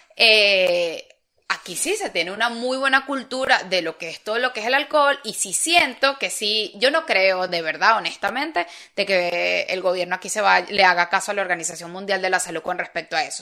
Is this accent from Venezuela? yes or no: yes; Venezuela; moved away as an adult; now in Spain; es el país que me compete